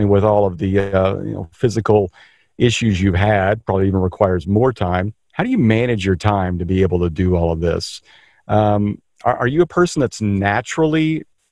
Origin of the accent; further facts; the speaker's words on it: Kansas, United States; I grew up in Kansas